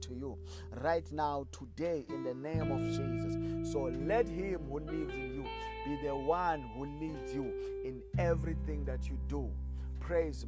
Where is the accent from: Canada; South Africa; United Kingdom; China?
South Africa; I come from South Africa.